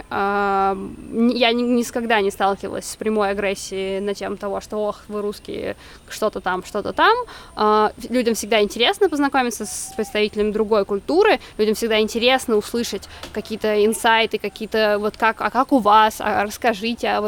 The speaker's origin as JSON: {"language": "Russian", "region": "Moscow", "country": "Russia", "said": "вот я из Москвы, я не родилась в Москве"}